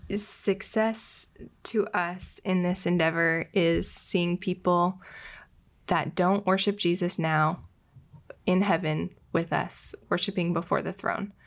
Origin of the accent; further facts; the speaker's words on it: Bend, Oregon, United States; moved away as an adult; also born or lived in Tijuana; now in Portland, United States; I'm from Bend. Uh, grew up there.